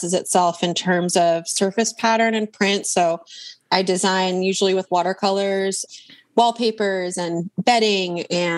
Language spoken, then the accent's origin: English; Berkeley, California, United States; I am from Berkeley